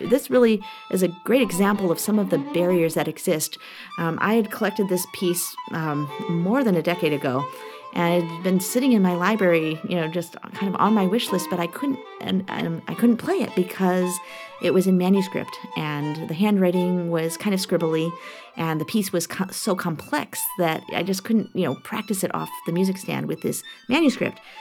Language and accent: English; Chicago, Illinois, United States; I come from Chicago where we have the Center for Black Music Research